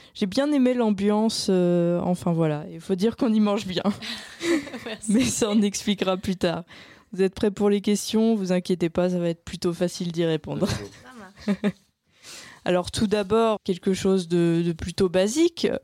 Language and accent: French; Caen, Normandy, France; moved away; je viens de Caen